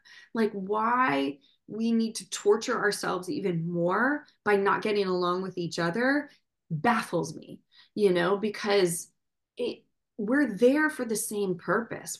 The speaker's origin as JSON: {"language": "English", "region": "Midwest", "country": "United States", "also_born_or_lived": "New York City", "moved": "yes", "said": "I'm from the Midwest"}